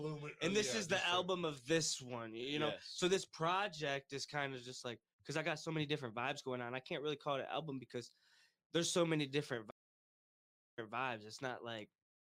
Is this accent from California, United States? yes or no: no; Monroe, Michigan, United States; Monroe's my hometown